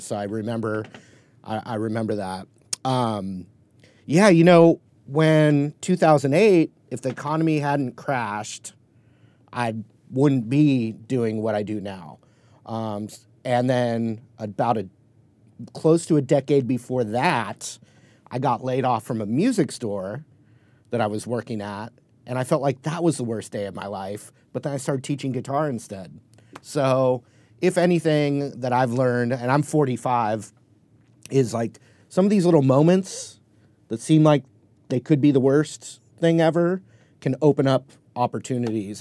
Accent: Newport Beach, California, United States; where I grew up in Newport Beach, California

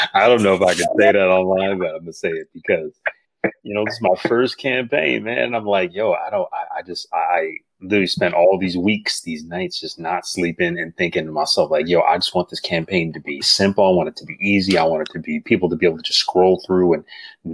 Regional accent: Grand Rapids, Michigan, United States; I came from Grand Rapids, Michigan, a small town

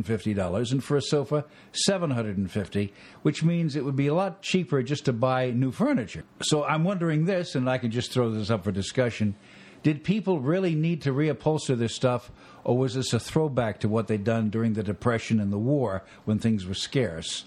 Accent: New York area, United States; I grew up in the New York area

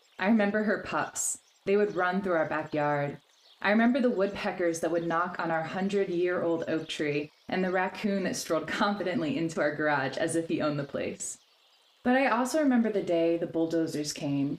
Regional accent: Long Neck, Delaware, United States; I grew up in Long Neck, Delaware

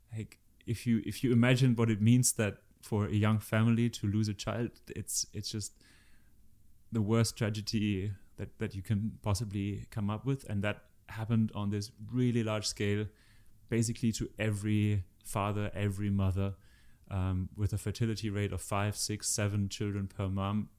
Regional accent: Germany; I'm from Germany

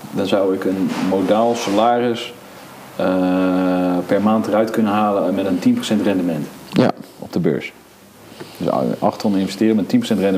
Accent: Netherlands; wij Nederlanders

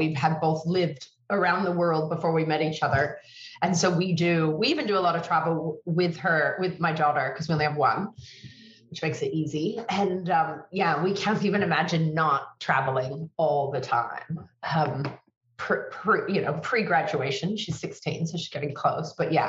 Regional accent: San Francisco, California, United States; moved away as an adult; also born or lived in Europe; now in Sydney, Australia; So I'm born and raised in California, San Francisco. You know, both my parents are American. And then when I was 19, I moved to Europe for 5 years.

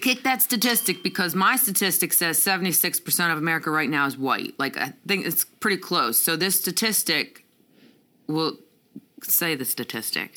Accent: Pennsylvania, United States; moved away as an adult; now in Atlanta, United States; I'm from Pennsylvania. I moved to Atlanta what four years ago now

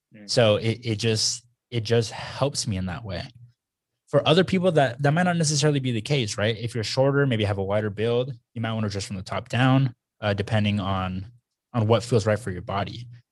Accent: Texas, United States; growing up in Texas

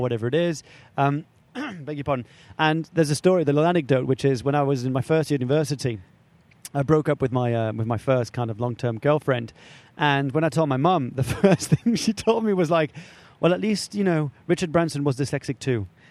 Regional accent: France; moved away; I was brought up in France

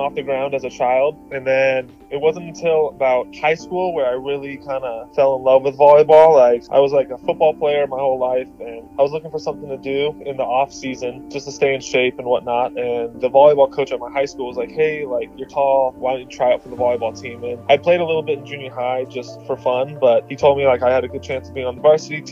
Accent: Arizona, United States; Grand Canyon University in my home state of Arizona

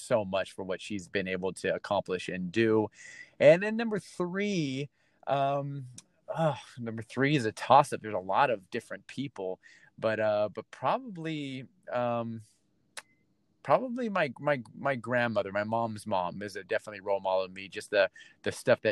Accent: Torrance, California, United States; now in Tampa, United States; Born and raised in Torrance, right? California

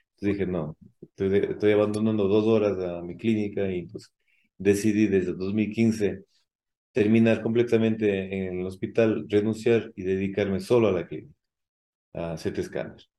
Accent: Cuenca, Azuay, Ecuador; also born or lived in Mexico City, Mexico; soy de, acá de Ecuador, de, acá de Cuenca.

